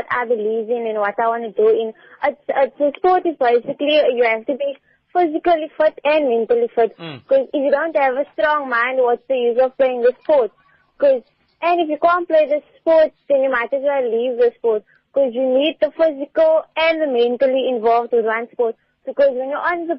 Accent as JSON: {"language": "English", "town": "Cape Town", "region": "Western Cape", "country": "South Africa", "said": "I'm from Bonteville, actually"}